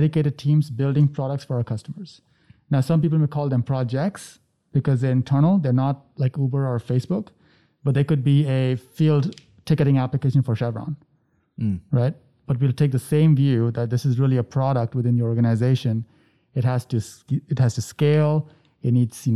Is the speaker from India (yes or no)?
yes; India; growing up in India.